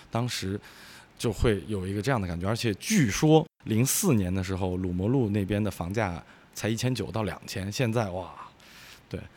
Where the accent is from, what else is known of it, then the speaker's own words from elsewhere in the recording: northern China, China; now in Wuhan, China; 我，小时候是在北方生活，所以我来武汉待了十，也十五年了